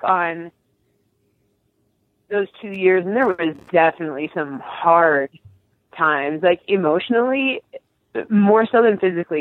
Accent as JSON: {"language": "English", "town": "Robbinsdale", "region": "Minnesota", "country": "United States", "tie": "born or raised there", "said": "I grew up in Robbinsdale, Minnesota"}